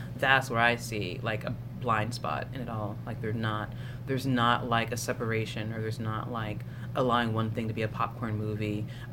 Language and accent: English; Tennessee, United States; I'm from Tennessee and queer